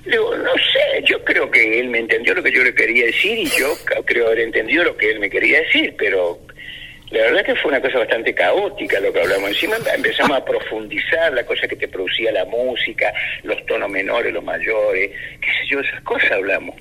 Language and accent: Spanish; Argentina; los argentinos acá somos muchos descendientes andaluces